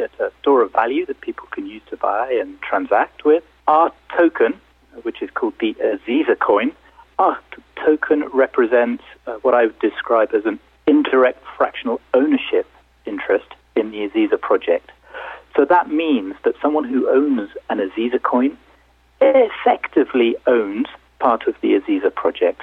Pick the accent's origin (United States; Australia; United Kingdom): United Kingdom; also born or lived in London; I'm British, as you can tell from my dulcet tones. I'm based in London in the UK.